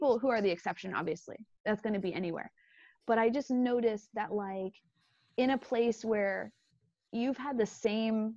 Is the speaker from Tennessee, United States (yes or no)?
no; New York, United States; New York is my home. It's sort of where it's my identity